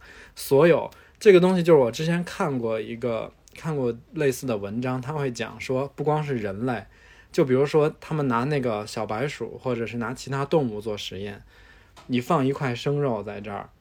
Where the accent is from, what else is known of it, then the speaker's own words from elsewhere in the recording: Beijing, China; 就是我虽然是土生土长北京人，